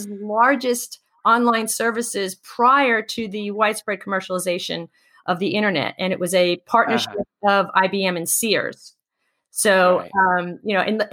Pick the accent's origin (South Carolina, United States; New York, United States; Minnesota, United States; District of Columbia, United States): New York, United States; New York City; I grew up in Queens, which is one of the boroughs of New York City